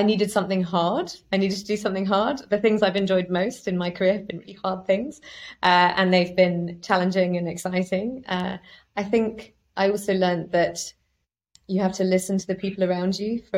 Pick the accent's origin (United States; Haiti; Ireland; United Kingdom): United Kingdom; I grew up in the middle of nowhere in the UK